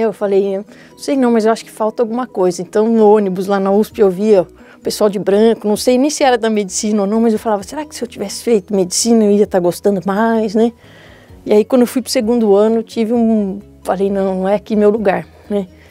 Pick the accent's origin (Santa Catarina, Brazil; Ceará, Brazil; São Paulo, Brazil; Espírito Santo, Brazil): São Paulo, Brazil; Mogi das Cruzes; moved away as an adult; now in São Paulo, Brazil; Eu nasci em Mogi das Cruzes